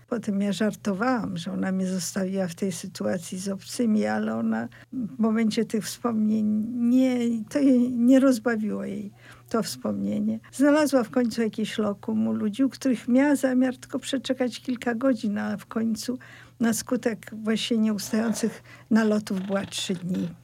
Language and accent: Polish; Poland; first language Polish; moved away as an adult; also born or lived in Russia; Urodziłam się w Polsce. Polska jest moim pierwszym językiem, pomimo tego, że swoje pierwsze lata spędziłam w Rosji, więc mówiłam po rosyjsku